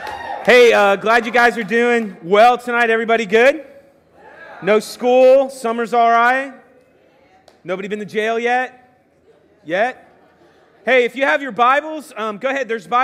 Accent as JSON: {"language": "English", "town": "West Palm Beach", "region": "Florida", "country": "United States", "said": "I'm originally from West Palm Beach, Miami, South Florida. Anybody else from South Florida?"}